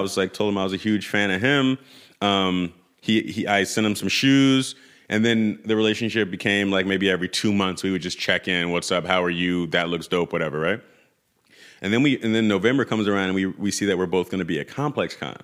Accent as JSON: {"language": "English", "town": "New York City", "region": "New York", "country": "United States", "tie": "born or raised there", "moved": "as an adult", "said": "I grew up in Tribeca"}